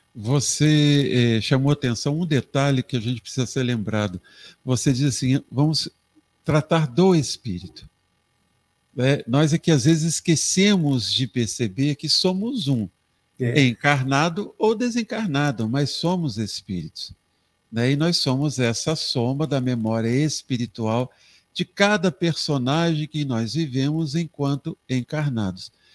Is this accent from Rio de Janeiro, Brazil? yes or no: yes; Três Rios, Rio de Janeiro, Brazil; minha cidade natal, Três Rios